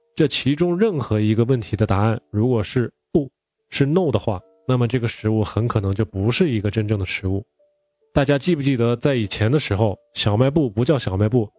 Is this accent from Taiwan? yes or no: no; China; 我们中国人最喜欢吃的酱油啊、醋啊